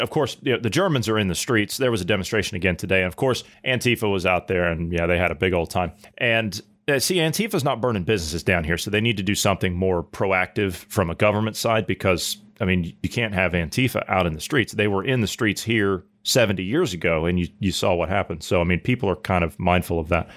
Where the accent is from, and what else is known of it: United States